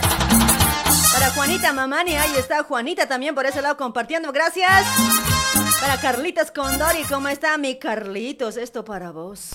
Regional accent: Bolivia; Somos bolivianos, ¿sí o no? Todos somos bolivianos

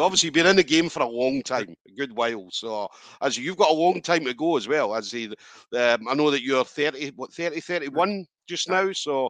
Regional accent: Scotland, United Kingdom; I'm fucking as Scottish as you can get.

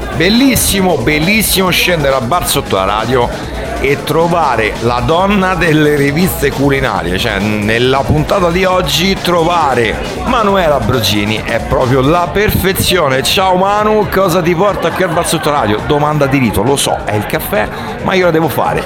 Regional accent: Rome, Lazio, Italy; noi siamo romani

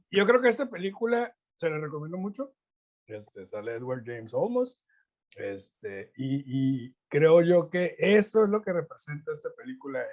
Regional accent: Mexico; como buen mexicano

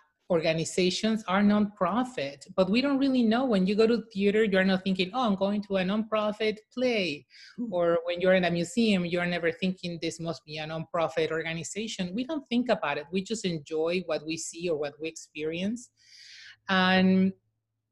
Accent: Mexico City, Mexico; I'm from Mexico City. I'm a proud, as we call them, Chilanga

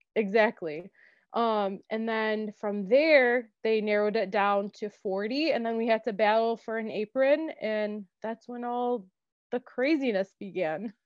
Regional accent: Dearborn, Michigan, United States; I was born and raised in Dearborn um, to Lebanese immigrant parents

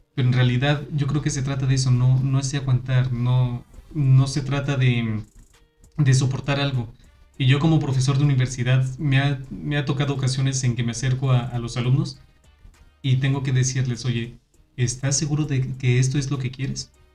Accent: Aguascalientes, Mexico; moved away as an adult; Yo estuve viviendo fuera de, de aquí, de Aguascalientes, mucho tiempo cuando llegó la hora de hacer mi servicio, yo dije, yo quiero regresarme a mi tierra

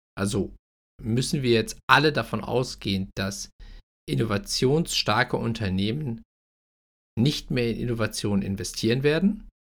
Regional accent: Germany; wo wir als, als Deutsche, also in einem Sozialstaat lebend

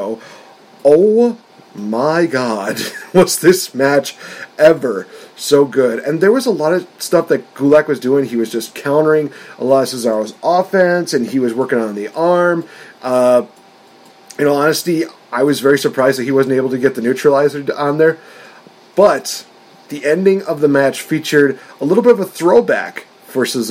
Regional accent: Wisconsin, United States; I'm from Wisconsin

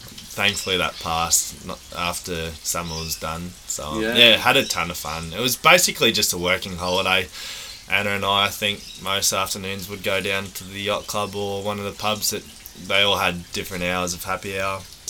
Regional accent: Victoria, Australia; moved away; also born or lived in Port Douglas / Rockhampton; I grew up with down in Victoria.

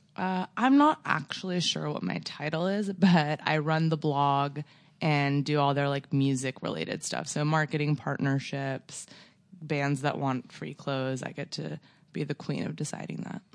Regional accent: Torrance, California, United States; also born or lived in West Hollywood, California; I grew up in Torrance, which i, there's really nothing there

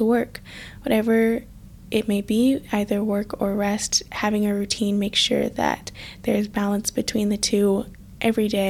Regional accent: United States; growing up in America

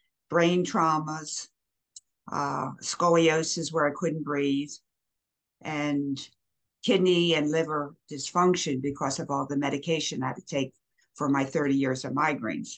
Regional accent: Baltimore, Maryland, United States; also born or lived in Philadelphia, Pennsylvania; now in Waynesville, United States; I was born and raised in Baltimore, but I lived most of my life in Philadelphia

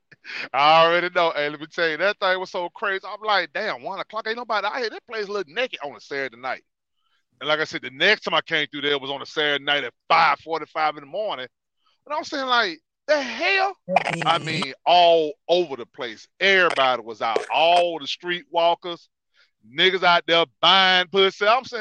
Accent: Georgia, United States; Because I'm from Georgia

